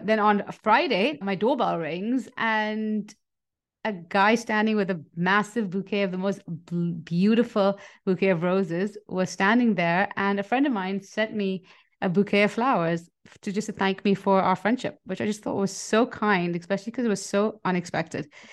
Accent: Nigeria; moved away; I grew up in Nigeria

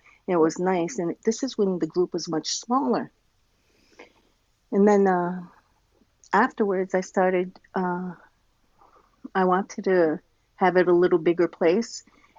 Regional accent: Rhode Island, United States; now in Trois-Rivières, Canada; I grew up in, I was born in Rhode Island, and I grew up half there and here. We kept moving back and forth.

